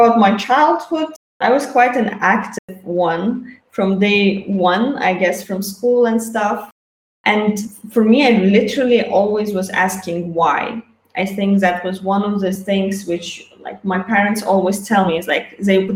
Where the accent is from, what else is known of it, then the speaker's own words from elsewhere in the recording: Azerbaijan; moved away as an adult; I was born in Azerbaijan